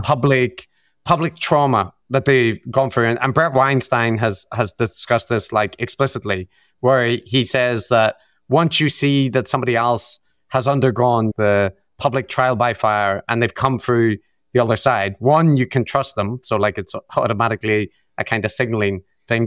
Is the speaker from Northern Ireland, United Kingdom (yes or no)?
yes; Belfast, Northern Ireland, United Kingdom; my background in, in Belfast, in growing up in the Troubles